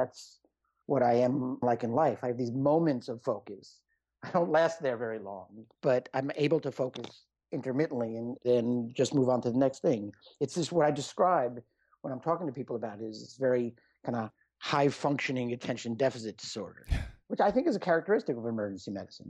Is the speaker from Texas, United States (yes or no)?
no; New York City, New York, United States; No, I was born in New York City, raised in the suburbs, and now I've been, you know, here for a long time. So I'm a New Yorker.